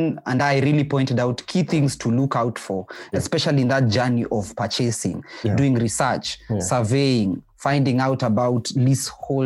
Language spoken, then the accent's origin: English; Kenya; in our society here in Kenya